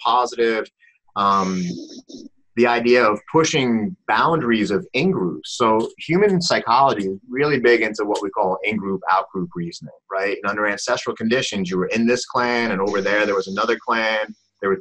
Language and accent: English; New York, United States; we're both from New York